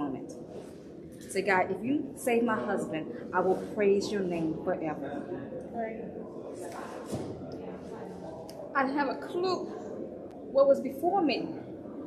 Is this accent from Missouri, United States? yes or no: yes; St. Louis, Missouri, United States; also born or lived in Washington State; now in California, United States; I'm born and raised in St. Louis, Missouri, and now I live in sunny California.